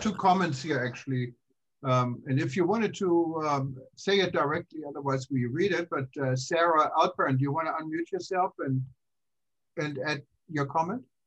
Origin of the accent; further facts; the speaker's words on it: Germany; also born or lived in Kansas; now in United States; growing up in Germany, um, I left for the U.S. back in 1982